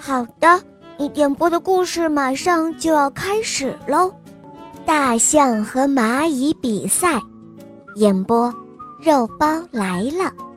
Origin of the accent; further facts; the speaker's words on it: Beijing, China; 我来自北京你，我六岁了